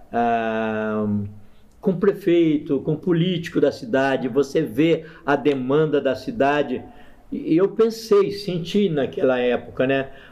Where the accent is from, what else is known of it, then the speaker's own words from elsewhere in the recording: Maringá, Paraná, Brazil; moved away as an adult; also born or lived in Montes Claros, Minas Gerais / Osasco; now in Campinas, Brazil; Eu sou de Maringá, norte do Paraná. Foi lá que eu me converti aos 22 anos de idade